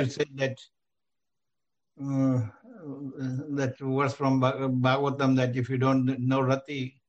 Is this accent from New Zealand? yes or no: no; India; now in United States; If we came from India